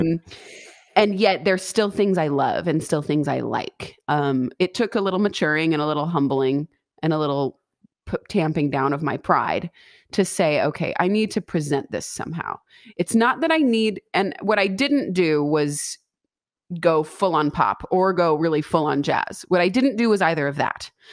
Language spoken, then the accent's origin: English; West Coast, United States; also born or lived in Boston / Los Angeles; I'm born and raised on the West Coast